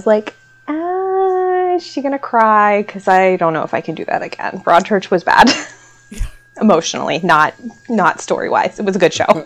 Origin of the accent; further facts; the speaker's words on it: North Carolina, United States; I'm from North Carolina, so I grew up, like, the eighth grade field trip is to the Outer Banks